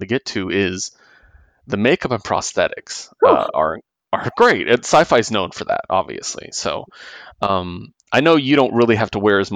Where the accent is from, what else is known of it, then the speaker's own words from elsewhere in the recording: San Diego, California, United States; I'm a big East Coast guy, even though I'm from San Diego